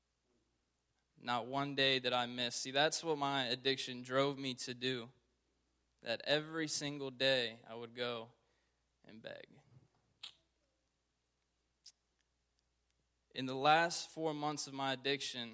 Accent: Richmond, Virginia, United States; Born and raised in Richmond, Virginia

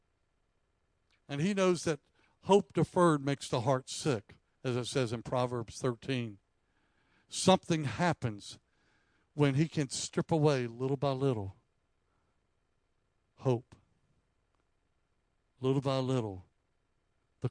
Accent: South Carolina, United States; I grew up in South Carolina

